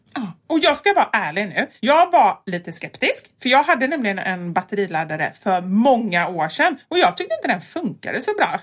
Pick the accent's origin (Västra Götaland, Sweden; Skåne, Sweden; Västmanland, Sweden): Västra Götaland, Sweden; Gothenburg; accent: Gothenburg; moved away as an adult; kommer ju från Kortedala, en förort som ligger med spårvagn typ 20-25 minuter från ja. city